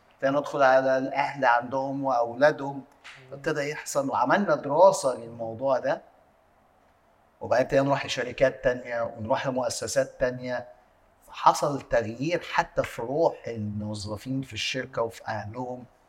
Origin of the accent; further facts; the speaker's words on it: Egypt; عندنا في مصر